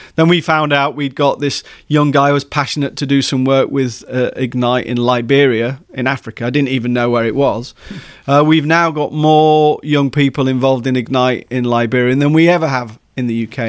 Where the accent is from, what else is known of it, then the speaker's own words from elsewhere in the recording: Leeds, Yorkshire and the Humber, United Kingdom; moved away as an adult; also born or lived in East Anglia / Hertfordshire; now in Wales, United Kingdom; I was born in Leeds